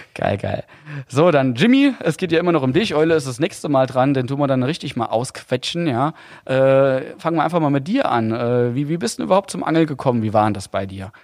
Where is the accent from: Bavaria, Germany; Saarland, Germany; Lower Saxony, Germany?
Saarland, Germany; ich als Saarländer